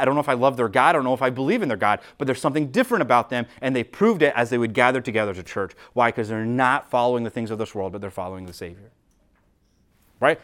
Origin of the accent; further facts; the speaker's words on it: United States; we as Americans